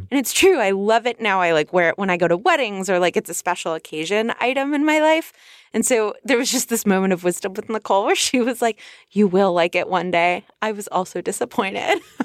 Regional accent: California, United States; I'm from California.

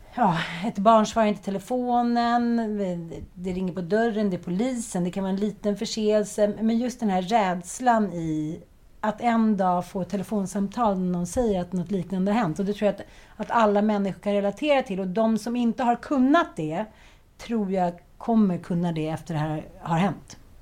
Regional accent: Stockholm, Stockholm County, Sweden; Jag är uppväxt i Farsta, eh, kallas för Knivfarsta

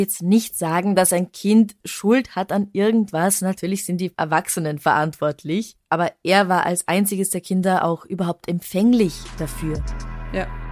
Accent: Traunstein, Bavaria, Germany; now in Vienna, Austria; die Gegend, in der ich meine Kindheit verbracht habe, ist Bayern, deswegen das Bier. Und Traunstein, da gab es früher Salz

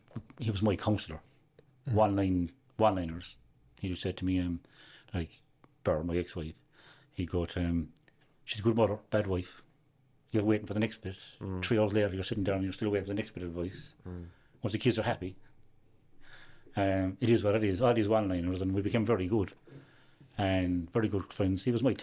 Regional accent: Youghal, Munster, Ireland; I was born and reared in Yoel.

